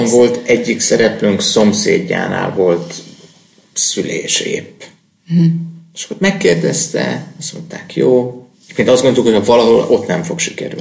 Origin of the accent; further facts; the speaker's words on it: Hungary; nem mondtuk, hogy magyarok vagyunk